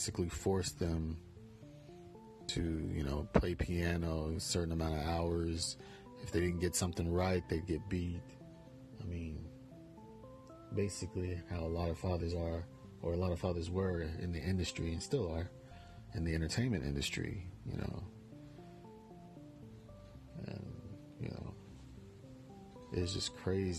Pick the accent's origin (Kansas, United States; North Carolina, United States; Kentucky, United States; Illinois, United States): Kansas, United States; Bonner Springs; moved away; my hometown of Bonner Springs, Kansas